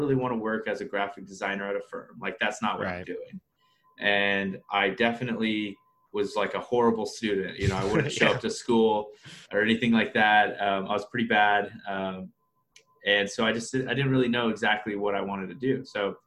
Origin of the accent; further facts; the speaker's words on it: Wichita, Kansas, United States; Born and raised in Wichita, Kansas